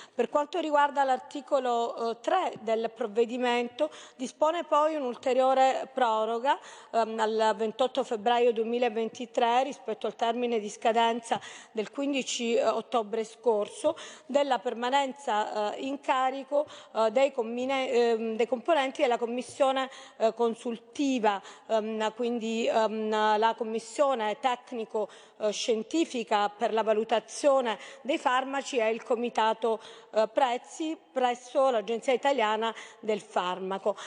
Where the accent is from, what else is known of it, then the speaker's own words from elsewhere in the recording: Calabria, Italy; come calabrese, come uh, medico